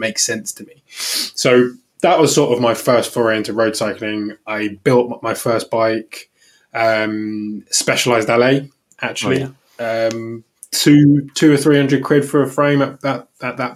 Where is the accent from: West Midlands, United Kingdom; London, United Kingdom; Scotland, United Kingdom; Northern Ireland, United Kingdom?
London, United Kingdom; moved away as an adult; now in Tunbridge Wells, United Kingdom; I grew up in Crystal Palace, but I've not been there for 12 years now